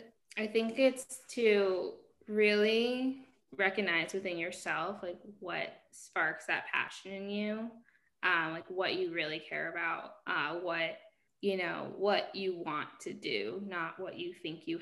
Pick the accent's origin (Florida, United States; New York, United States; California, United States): New York, United States; I grew up in New York State